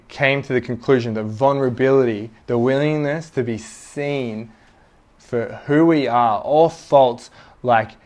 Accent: Sydney, New South Wales, Australia; I was born in Mona Vale Hospital

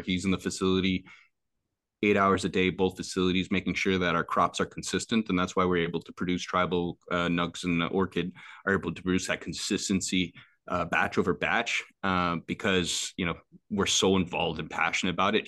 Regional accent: Quebec, Canada; they're in my hometown.

